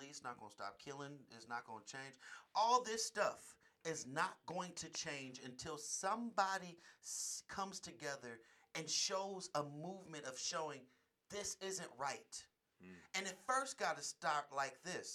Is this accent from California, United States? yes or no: yes; Oakland, California, United States; now in Las Vegas, United States; I come from Oakland, the Oakland Bay Area.